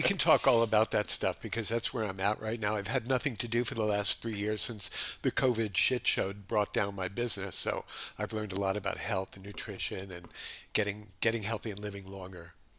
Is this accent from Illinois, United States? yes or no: no; Los Angeles, California, United States; moved away as an adult; also born or lived in New York; now in Honolulu, United States; my family moved to Los Angeles when I was just ten years old